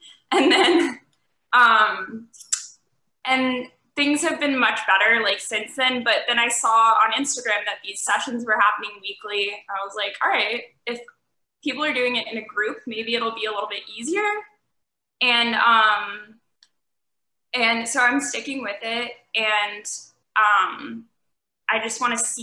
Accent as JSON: {"language": "English", "town": "Cleveland", "region": "Ohio", "country": "United States", "said": "I'm from Cleveland, but a lot of my family's in that whole area."}